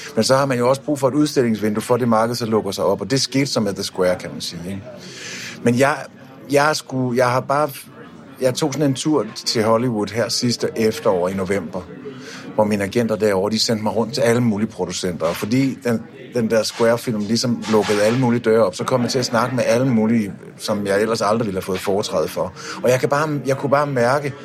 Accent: Denmark; jeg er fra Danmark

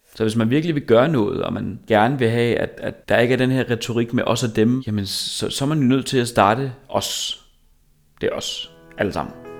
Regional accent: Korsør, Zealand, Denmark; jeg er fra Korsør

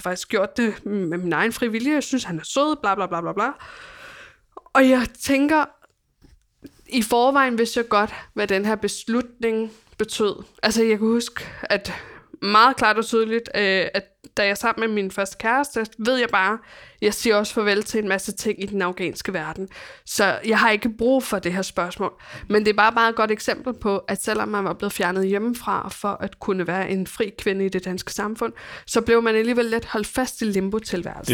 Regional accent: Copenhagen, Capital Region of Denmark, Denmark; mit barndomshjem ligger i på Amager

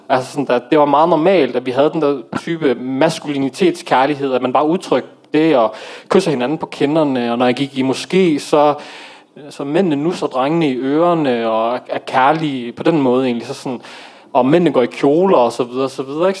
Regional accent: Aarhus, Central Denmark Region, Denmark; jeg er dansk marokkaner, øh, født og opvokset i Aarhus

